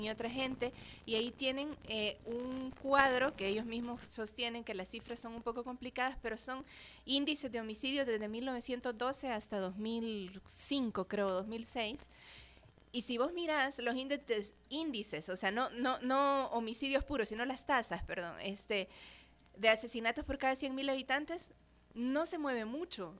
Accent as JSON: {"language": "Spanish", "country": "El Salvador", "said": "somos personas salvadoreñas"}